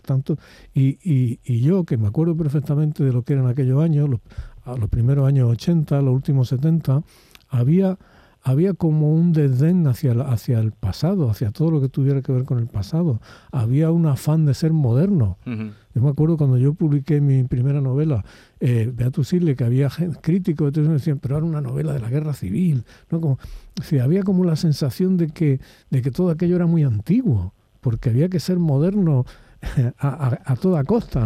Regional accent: Spain; los españoles durante la época de Franco

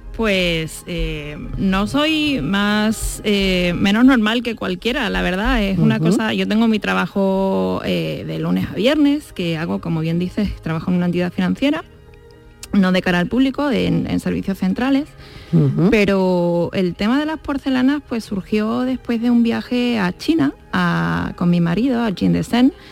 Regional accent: Badajoz, Extremadura, Spain; yo soy de Badajoz

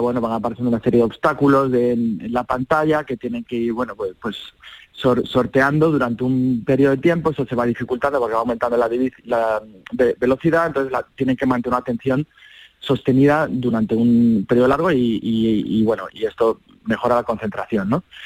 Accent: Seville, Andalusia, Spain; un sevillano, que soy yo

